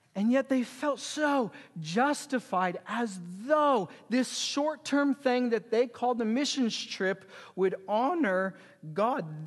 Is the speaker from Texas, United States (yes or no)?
no; Lawrence, Kansas, United States; moved away as an adult; now in Fethiye, Turkey; I was born and raised in Lawrence, Kansas